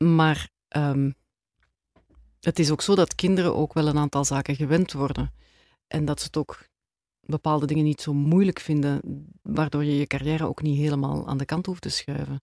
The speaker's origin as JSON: {"language": "Dutch", "town": "Edegem", "region": "Flanders", "country": "Belgium", "tie": "born or raised there", "also_born_or_lived": "Turnhout / Antwerp", "moved": "as an adult", "lives_now": "Grimbergen, Belgium", "said": "ik heb eigenlijk heel mijn jeugd in Edegem doorgebracht"}